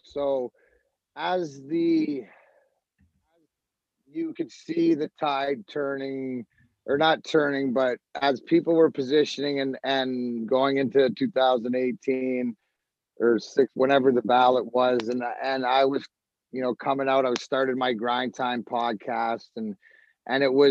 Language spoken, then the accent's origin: English; Canada; now in United States; I'm Canadian